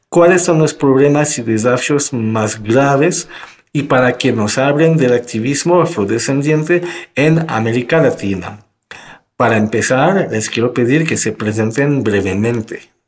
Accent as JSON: {"language": "Spanish", "country": "France", "moved": "yes", "lives_now": "Mexico", "said": "en Francia, de donde soy originario"}